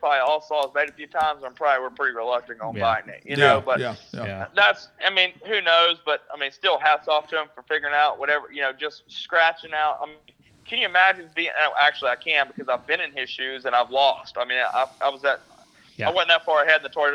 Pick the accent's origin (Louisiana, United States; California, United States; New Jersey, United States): Louisiana, United States; South; I grew up in South Louisiana